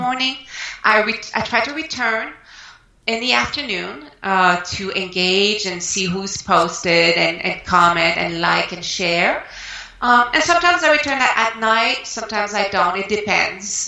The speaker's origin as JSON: {"language": "English", "country": "Canada", "moved": "as an adult", "lives_now": "United States", "said": "I'm French Canadian Canadian, originally from Canada, and I moved uh, to the United States mm, 12 years ago."}